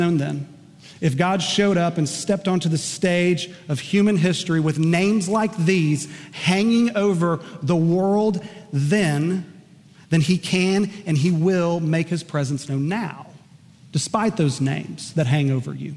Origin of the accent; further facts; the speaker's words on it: Enid, Oklahoma, United States; one of my dear close friends from middle school and high school growing up in Enid, Oklahoma